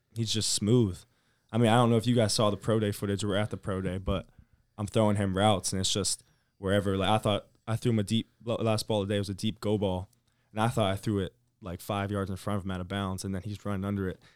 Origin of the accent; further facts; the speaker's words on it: Virginia, United States; moved away; by my home, 'cause I'm from Virginia.